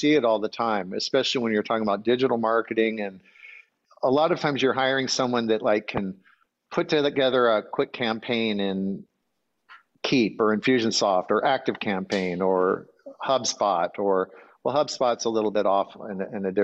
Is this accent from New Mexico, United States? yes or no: no; Grand Marais, Minnesota, United States; moved away; I grew up in Grand Marais, Minnesota.